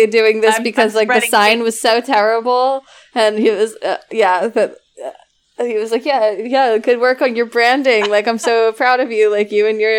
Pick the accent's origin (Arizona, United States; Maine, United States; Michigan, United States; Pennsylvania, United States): Pennsylvania, United States; Philadelphia